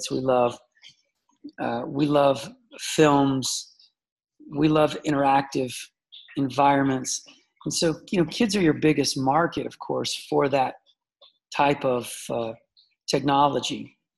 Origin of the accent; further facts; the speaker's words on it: Charlotte, North Carolina, United States; Charlotte, North the south of the, you know, the U.S. Um, uh, you know, very quiet. 1971, I was born, so uh, you know, in the 70s in the south neighborhood, outside of the city.